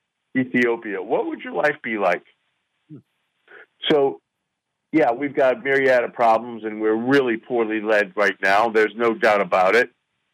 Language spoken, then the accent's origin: English; United States; thank God I was born in the United States of America.